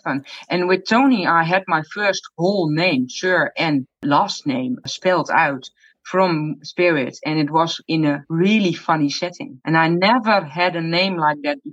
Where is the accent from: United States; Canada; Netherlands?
Netherlands; I'm from the Netherlands